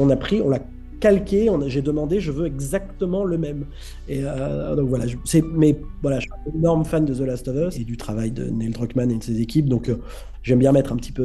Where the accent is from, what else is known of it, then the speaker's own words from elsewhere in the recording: Cannes, Provence-Alpes-Côte d'Azur, France; moved away as an adult; also born or lived in Paris; je suis né à Cannes. Euh, à 18 ans, je suis monté à Paris